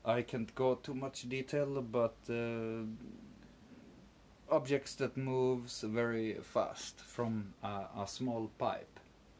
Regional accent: northern Poland, Poland; I don't want to say too much, but I'm from Poland, from the north.

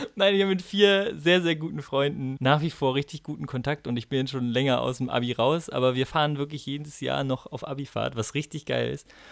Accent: Bremen, Germany; ich komme ja aus Bremen

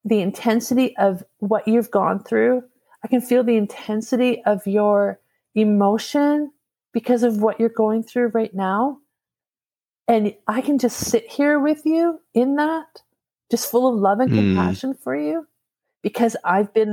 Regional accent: Alberta, Canada; and I'm obviously from Alberta.

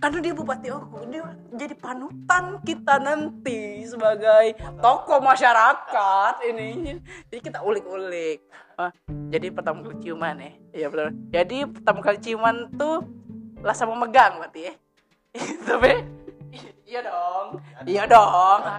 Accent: Baturaja, South Sumatra, Indonesia; moved away; aku dulu kan dari Batu Rajo nih. Dari Batu Rajo

